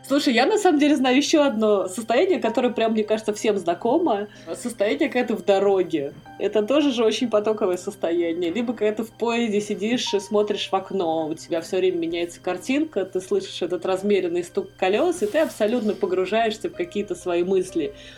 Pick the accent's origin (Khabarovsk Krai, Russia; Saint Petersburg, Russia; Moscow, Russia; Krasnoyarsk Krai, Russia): Moscow, Russia; мы же такие москвичи, городские жители